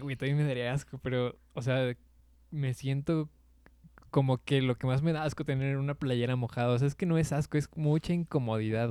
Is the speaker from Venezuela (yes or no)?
no; Mexico; aquí en mi país, güey, porque sí, la neta, ser mexicano